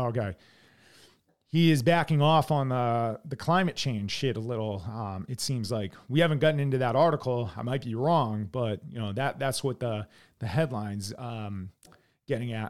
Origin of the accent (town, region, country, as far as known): United States